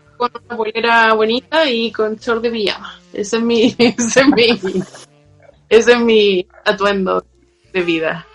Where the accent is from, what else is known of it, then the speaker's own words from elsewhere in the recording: Chile; moved away as an adult; now in London, United Kingdom; gente en mi país